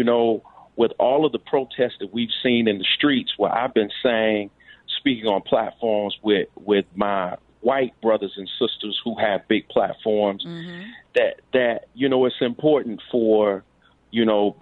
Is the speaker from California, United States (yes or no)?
no; Florida, United States; now in Chicago, United States; I lived here longer than I lived in the place where I was raised in Florida.